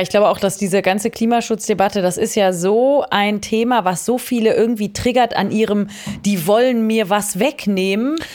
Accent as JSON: {"language": "German", "town": "Cologne", "region": "North Rhine-Westphalia", "country": "Germany", "tie": "born or raised there", "said": "ich bin in Köln aufgewachsen"}